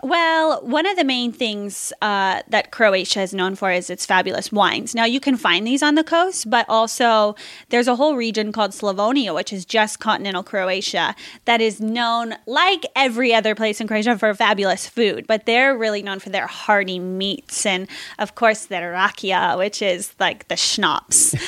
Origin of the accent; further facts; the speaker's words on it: San Diego, California, United States; also born or lived in Colorado; I'm from San Diego